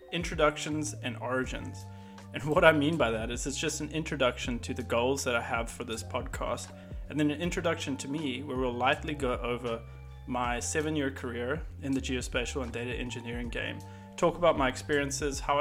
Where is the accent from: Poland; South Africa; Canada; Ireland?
South Africa; moved away as an adult; now in Austin, United States; I'm a South African that lives just outside of Austin, Texas